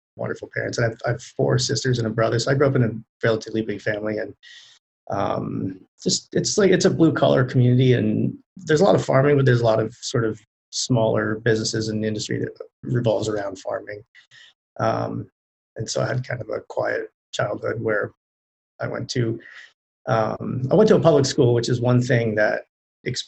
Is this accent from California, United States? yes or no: no; Lancaster County, Pennsylvania, United States; I grew up in Lancaster County, where most people are familiar with the Amish community that's there